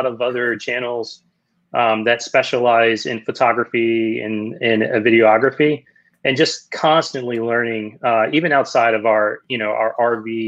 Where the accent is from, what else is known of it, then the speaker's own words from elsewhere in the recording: Central Virginia, United States; also born or lived in Southgate, Michigan; I grew up in Central Virginia along with my wife